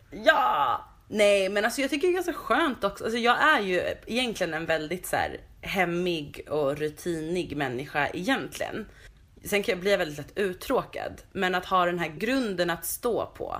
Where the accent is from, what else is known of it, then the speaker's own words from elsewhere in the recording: Stockholm, Stockholm County, Sweden; här växte jag upp på de här små gatorna